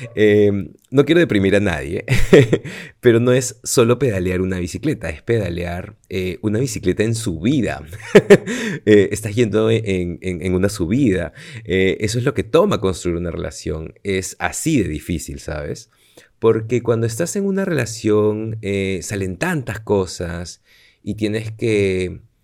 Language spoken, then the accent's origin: Spanish; Peru; now in Madrid, Spain; yo soy de aquí, soy de Perú